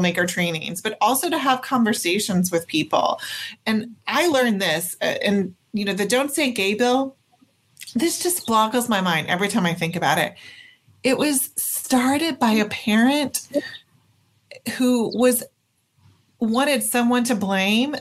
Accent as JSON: {"language": "English", "region": "Oklahoma", "country": "United States", "tie": "born or raised there", "said": "I was born and raised in Oklahoma"}